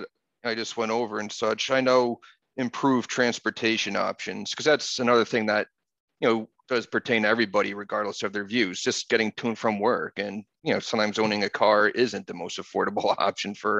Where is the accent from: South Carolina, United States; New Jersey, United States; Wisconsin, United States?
New Jersey, United States; moved away; where I grew up in New Jersey in the 80s